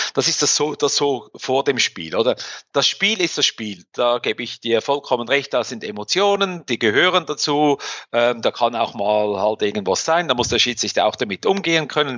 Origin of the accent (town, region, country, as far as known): Switzerland